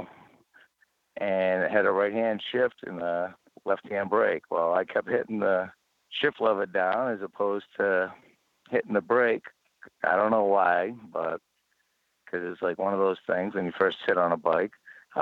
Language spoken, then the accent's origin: English; New England, United States; I'm from New England.